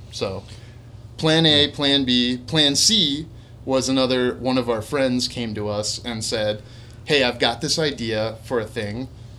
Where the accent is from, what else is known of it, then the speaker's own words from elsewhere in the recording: Midwest, United States; I mean, we're from the Midwest.